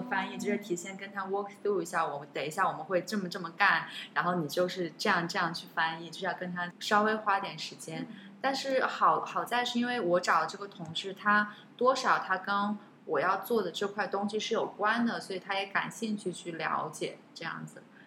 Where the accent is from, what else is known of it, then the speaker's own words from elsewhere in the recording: China; also born or lived in United States; now in Singapore; 我是中国人